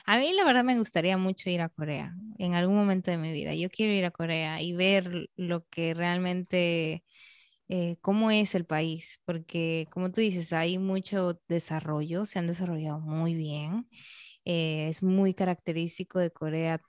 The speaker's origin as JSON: {"language": "Spanish", "country": "Peru", "moved": "yes", "lives_now": "Dominican Republic", "said": "yo soy peruana, se nota que yo soy peruana"}